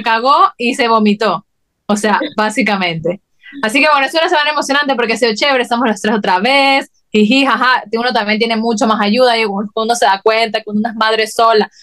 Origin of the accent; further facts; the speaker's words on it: Guayaquil, Guayas, Ecuador; moved away; las dos somos de Guayaquil